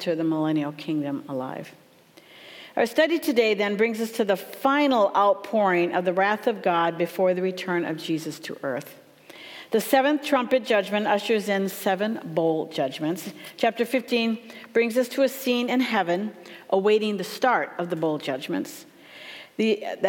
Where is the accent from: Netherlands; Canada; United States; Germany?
United States; Minnesota; moved away; I'm from Minnesota, so we have a lot of Svens and Oles up there